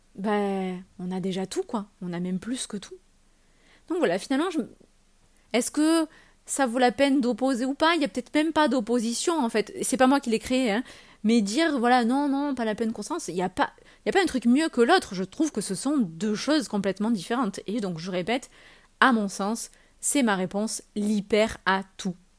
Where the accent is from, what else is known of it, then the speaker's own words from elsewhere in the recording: France; on est français